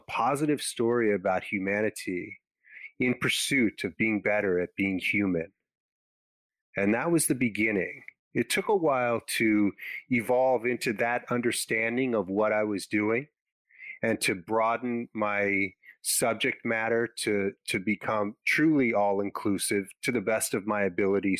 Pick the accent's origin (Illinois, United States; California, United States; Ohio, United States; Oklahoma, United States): California, United States; Los Angeles; I grew up in Los Angeles